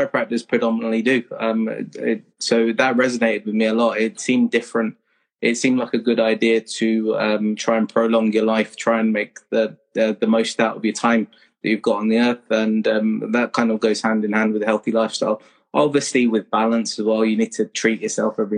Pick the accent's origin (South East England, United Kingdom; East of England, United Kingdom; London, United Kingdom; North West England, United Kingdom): London, United Kingdom; Kingston upon Thames; moved away as an adult; I was born in Kingston, southwest London. And went to school in Kingston, stayed there until I was 18